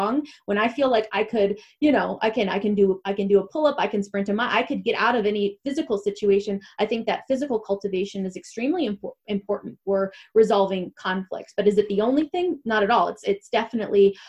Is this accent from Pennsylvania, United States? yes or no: no; Michigan, United States; moved away; also born or lived in Atlanta; Every break when I came from Atlanta to Michigan to come home to my family